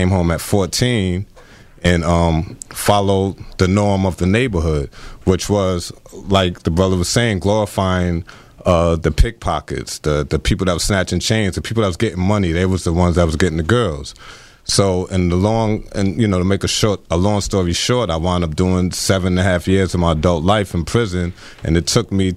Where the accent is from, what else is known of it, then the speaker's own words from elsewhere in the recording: New York City, New York, United States; I come from the Pink Houses, grew up in Brownsville as well, and it was predominantly black. And before that, I had grew up until I was 8 years old in Park Slope